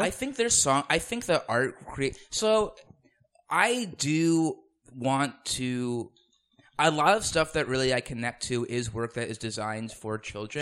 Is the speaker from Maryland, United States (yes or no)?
yes; Potomac, Maryland, United States; I grew up in Potomac, where my, where I grew up is now zoned as Rockville